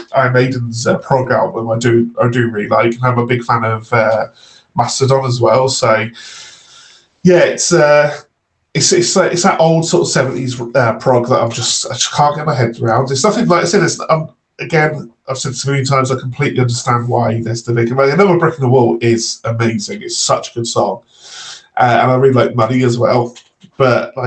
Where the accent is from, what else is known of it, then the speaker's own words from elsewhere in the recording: Redcar, North East England, United Kingdom; I'm from Redcar